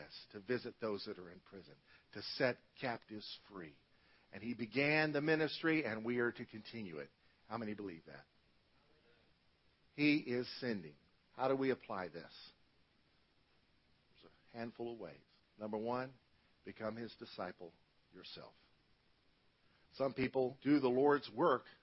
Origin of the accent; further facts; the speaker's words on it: United States; as American Christians